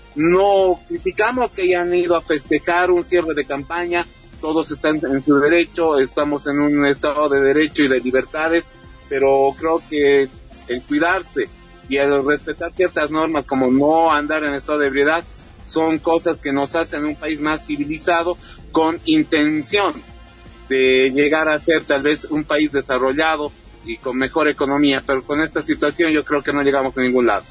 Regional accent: Bolivia

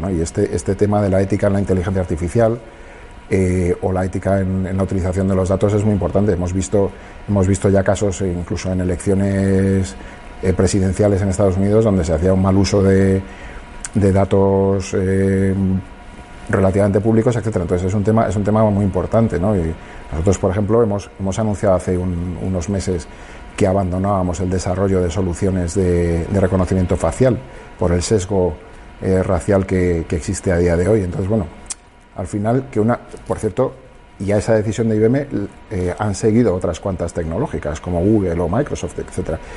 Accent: Madrid, Community of Madrid, Spain; yo es que soy de Madrid, lo siento

